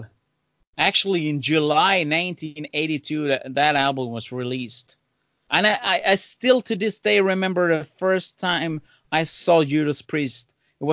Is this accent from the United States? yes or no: no; Sweden; I grew up in Sweden